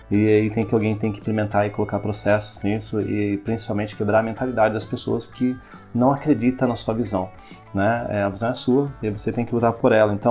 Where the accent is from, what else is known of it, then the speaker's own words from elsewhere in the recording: Piracicaba, São Paulo, Brazil; É uma cidade onde eu nasci, é, sou de Piracicaba, nasci aqui em Piracicaba. Minha família é daqui, supermercadista, sempre empreendeu.